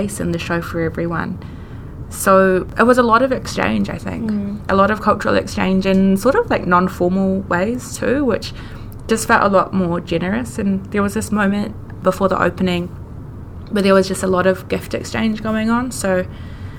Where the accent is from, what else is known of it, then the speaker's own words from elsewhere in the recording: New Zealand; me growing up in New Zealand influenced everything that I knew